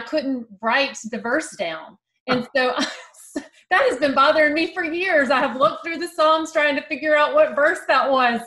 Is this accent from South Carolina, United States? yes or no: yes; South Carolina, United States; I'm a South Carolinian and I'm kind of partial to anybody from my home state